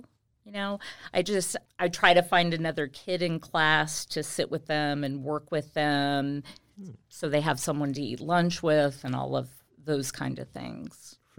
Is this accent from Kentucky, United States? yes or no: yes; Kentucky, United States; born there; I was born in Kentucky. But my family moved around quite a bit.